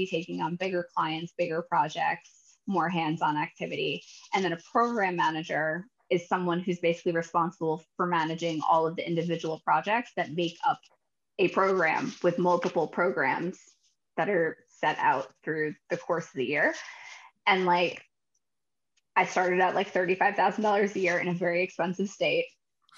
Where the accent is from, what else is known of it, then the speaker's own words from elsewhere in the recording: United States; moved away as an adult; also born or lived in New York City; now in California, United States; I grew up right outside of New York City